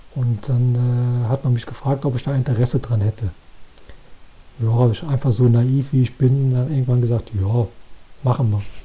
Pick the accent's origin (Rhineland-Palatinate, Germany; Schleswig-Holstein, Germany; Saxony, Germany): Rhineland-Palatinate, Germany; Koblenz; hier bei uns in Koblenz